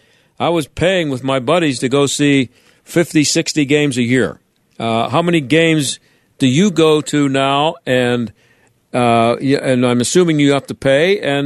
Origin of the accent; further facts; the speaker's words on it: Pittsburgh, Pennsylvania, United States; I grew up in Pittsburgh when the Pirates were king.